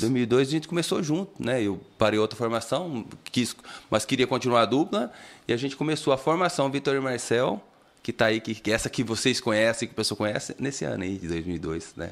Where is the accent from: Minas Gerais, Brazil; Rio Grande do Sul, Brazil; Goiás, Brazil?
Minas Gerais, Brazil; Francisco Badaró; now in Taquaritinga, Brazil; Sou natural, natural de Francisco de Badaró